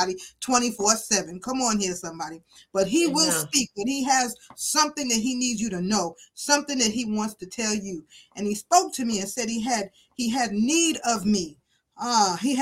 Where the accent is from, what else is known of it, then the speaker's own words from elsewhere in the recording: New York City, New York, United States; I grew up in Brooklyn, New York, as a child of a single mother